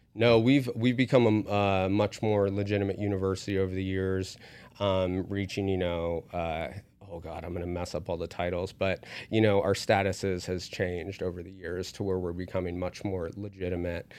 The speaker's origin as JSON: {"language": "English", "region": "West Virginia", "country": "United States", "tie": "born or raised there", "moved": "yes", "lives_now": "Las Vegas, United States", "said": "I was raised in West Virginia"}